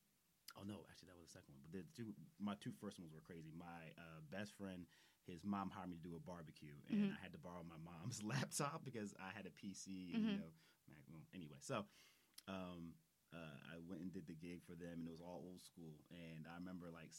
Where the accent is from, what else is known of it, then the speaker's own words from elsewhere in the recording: Philadelphia, Pennsylvania, United States; Born and raised in Philadelphia